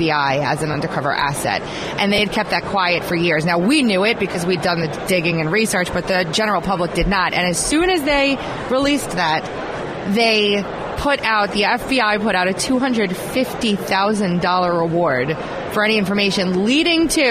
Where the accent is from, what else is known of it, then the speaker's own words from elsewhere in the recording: Long Island, New York, United States; New York, my hometown, my Long Island family